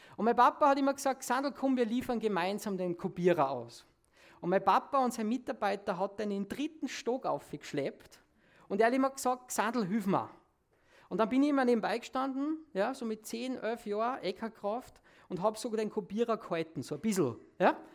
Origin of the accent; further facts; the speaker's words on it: Salzburg, Austria; Bei uns in Salzburg